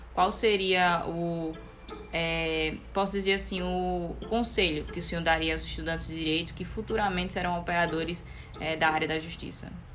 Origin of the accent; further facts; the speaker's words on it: Brazil; a gente, como brasileiro